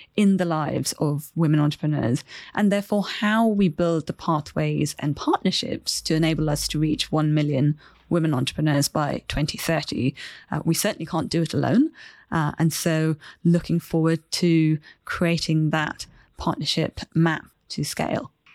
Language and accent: English; Chennai, Tamil Nadu, India; moved away; I grew up in India in the city of Chennai